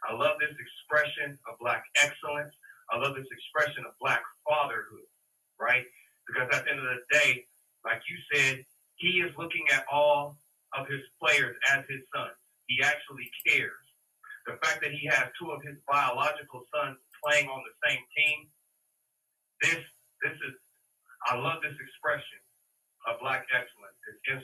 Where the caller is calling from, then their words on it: Parker, Colorado, United States; calling you out of Parker, Colorado.